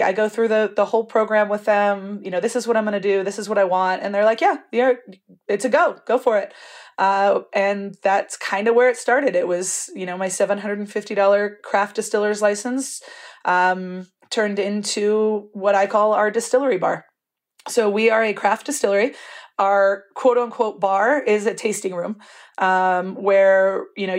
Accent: Napa, California, United States; now in Albuquerque, United States; I grew up in Napa and I wanted to be a winemaker

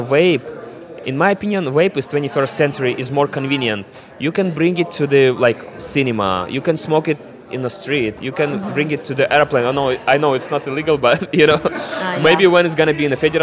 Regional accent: Siberia, Russia; English is a second language; moved away as an adult; I'm from Siberia. I came here like about 5 years ago.

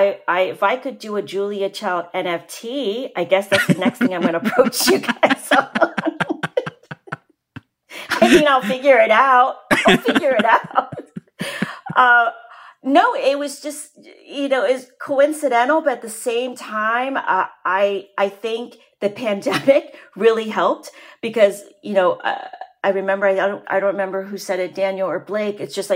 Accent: Vietnam; English is a second language; now in United States; My mother came to this country. When we came from Vietnam, my mother, you know, we spoke French and Vietnamese. We did not speak English.

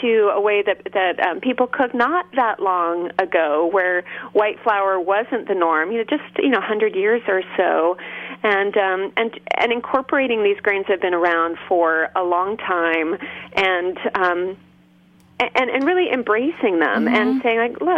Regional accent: Berkeley, California, United States; I grew up in Berkeley, California

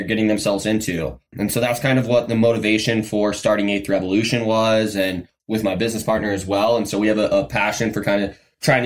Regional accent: Colorado, United States; moved away as an adult; originally I was born and raised in Colorado

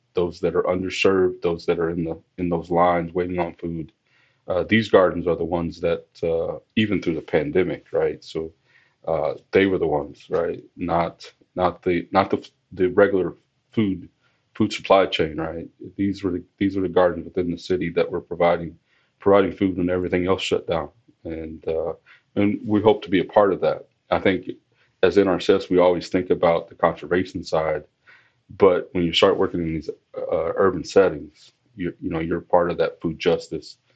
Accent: Missouri, United States; moved away as an adult; also born or lived in Arizona / New Mexico / Montana; now in New York, United States; I started with the agency as a student, as a pathway student in Missouri. That's my home state.

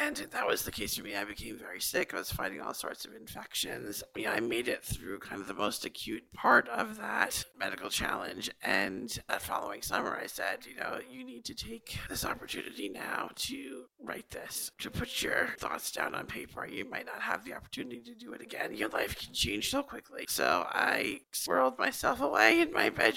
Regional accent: Long Island, New York, United States; I grew up here on Long Island.

